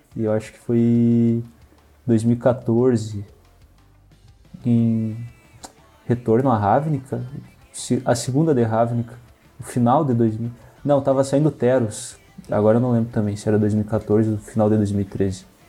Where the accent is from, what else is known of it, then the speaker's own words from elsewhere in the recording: Santa Maria, Rio Grande do Sul, Brazil; sou de Santa Maria, Rio Grande do Sul